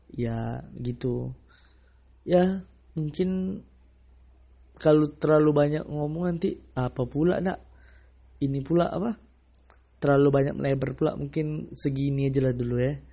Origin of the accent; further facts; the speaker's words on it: Sumatra, Indonesia; aku orang Sumatera sih tapi ya entah entah kenapa menurut aku tuh ya lebih baik bangga dengan uh, dialek atau aksen dari daerah kita masing-masing